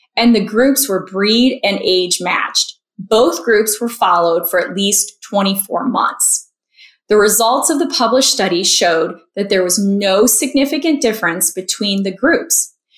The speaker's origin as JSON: {"language": "English", "town": "Marco Island", "region": "Florida", "country": "United States", "tie": "born or raised there", "moved": "yes", "lives_now": "Chicago, United States", "said": "I'm a Florida native growing up on Marco Island"}